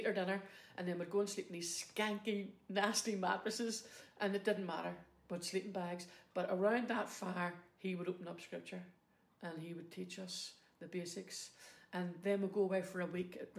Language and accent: English; Belfast, Northern Ireland, United Kingdom; I grew up in Loyalist West Belfast